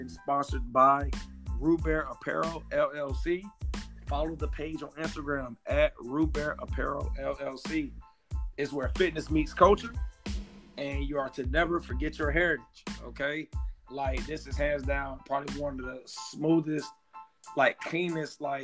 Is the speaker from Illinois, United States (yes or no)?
no; Miami-Dade County, Florida, United States; moved away as an adult; from Miami-Dade County, Florida.